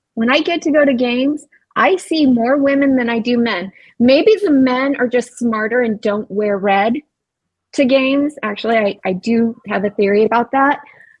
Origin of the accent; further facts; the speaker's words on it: Arizona, United States; I'm from Arizona. I live here in Phoenix, and I have a cabin up north. And believe it or not, it snows up there. So we're not all just desert.